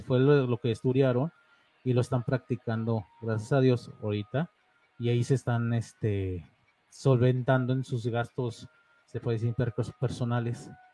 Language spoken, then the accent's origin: Spanish; León, Guanajuato, Mexico; also born or lived in Monterrey, Nuevo León; soy de León, pero nacido en Monterrey, Nuevo León